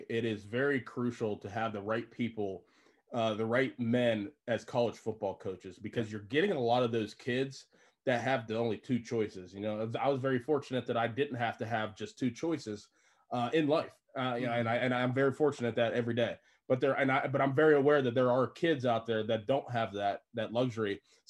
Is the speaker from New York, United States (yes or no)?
no; Pittsburgh, Pennsylvania, United States; You know, back home, I'm from Pittsburgh.